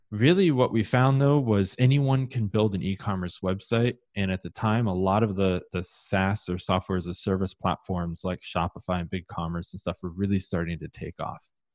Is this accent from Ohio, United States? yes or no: yes; Columbus, Ohio, United States; I grew up in Columbus, Ohio